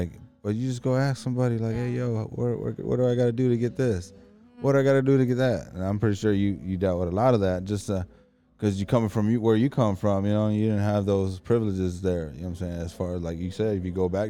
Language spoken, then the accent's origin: English; Indiana, United States; we're from Indiana.